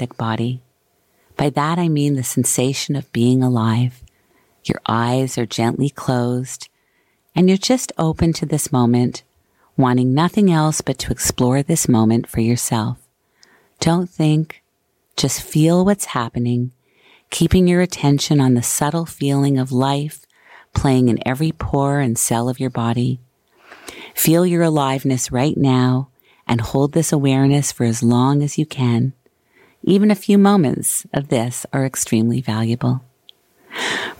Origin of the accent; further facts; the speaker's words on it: Montreal, Quebec, Canada; moved away; Montreal will always hold a special place in my heart as it is my hometown as well